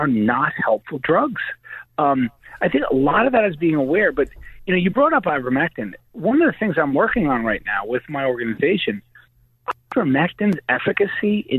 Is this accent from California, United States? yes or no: no; New York, United States; I'm a brawler. I'm from New York